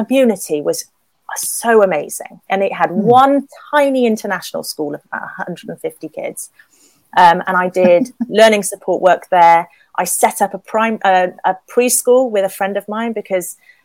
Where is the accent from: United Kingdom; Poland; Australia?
United Kingdom; England; I'm English